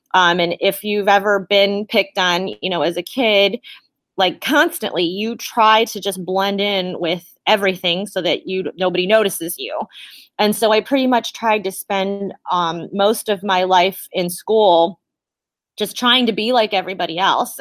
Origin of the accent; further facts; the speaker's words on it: South Amherst, Ohio, United States; also born or lived in Oberlin, Ohio / Elyria, Ohio; I believe I was born in Oberlin or Elyria Hospital, which is here in Ohio, and I had grown up in South Amherst